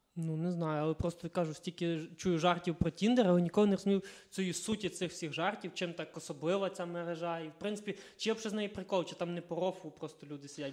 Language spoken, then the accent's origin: Ukrainian; Kalush, Ivano-Frankivsk Oblast, Ukraine